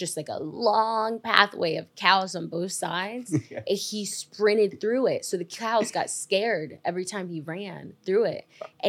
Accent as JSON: {"language": "English", "region": "New York", "country": "United States", "tie": "born or raised there", "said": "So my parents are from Jamaica, have a lot of pride for being Jamaican. If that's one thing you know about me, that's what it is. I grew up in upstate New York."}